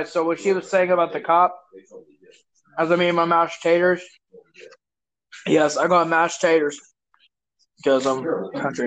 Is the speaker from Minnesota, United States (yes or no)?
yes; Minneapolis, Minnesota, United States; I'm from Minneapolis. I'm from where it started